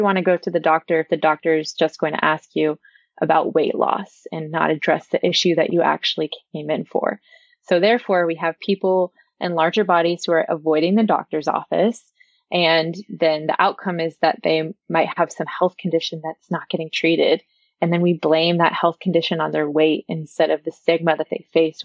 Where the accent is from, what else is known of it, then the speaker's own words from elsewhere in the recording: Texas, United States; I'm from Texas